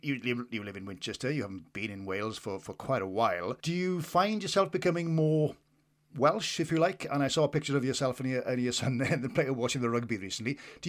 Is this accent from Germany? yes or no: yes; North Rhine-Westphalia, Germany; accent: Westphalian; It's probably my Westphalian accent as well.